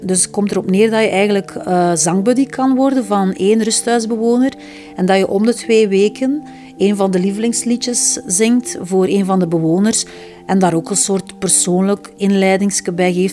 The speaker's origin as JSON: {"language": "Dutch", "area": "Flemings", "region": "Flanders", "country": "Belgium", "said": "we zeker als Vlamingen"}